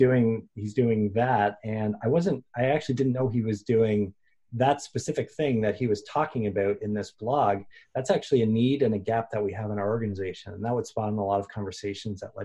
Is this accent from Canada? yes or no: yes; Canada; being a Canadian